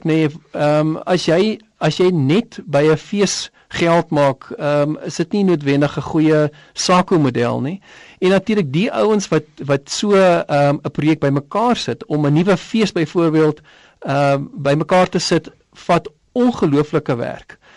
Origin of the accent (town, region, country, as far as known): South Africa